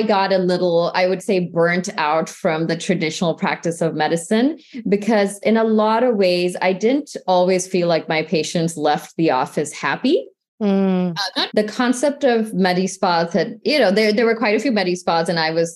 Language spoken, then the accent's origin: English; St. Louis, Missouri, United States; I grew up in the Midwest in the St. Louis area